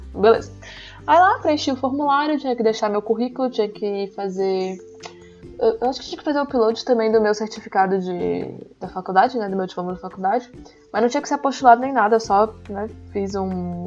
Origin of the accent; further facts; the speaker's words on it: Brazil; moved away as an adult; now in Portugal; A gente é brasileira, a gente fala a língua, a gente consegue entrar nas faculdades daqui